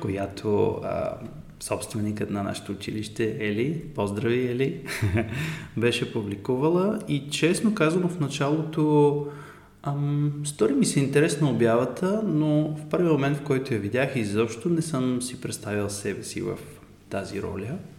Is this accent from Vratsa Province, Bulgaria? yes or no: no; Sofia, Sofia City, Bulgaria; И съм от София